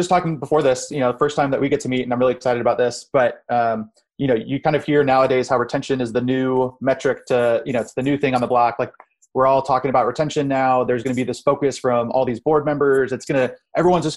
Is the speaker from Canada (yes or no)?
no; Hilton Head, South Carolina, United States; I grew up in Hilton Head, South Carolina